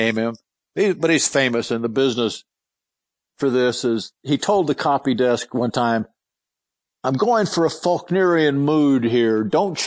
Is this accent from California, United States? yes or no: no; Louisville, Kentucky, United States; he knew me as Louisville because I was from Louisville.